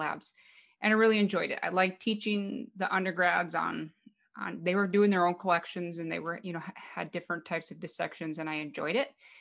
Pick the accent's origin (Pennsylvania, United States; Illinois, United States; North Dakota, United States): North Dakota, United States; Western; moved away as an adult; also born or lived in Fargo, North Dakota; I'm from a very small town in Western North Dakota, and I didn't grow up on a farm, but it was very rural type community.